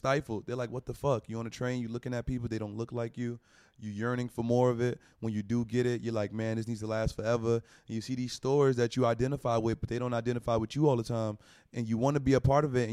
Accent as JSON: {"language": "English", "region": "New York", "country": "United States", "said": "I'm from Harlem"}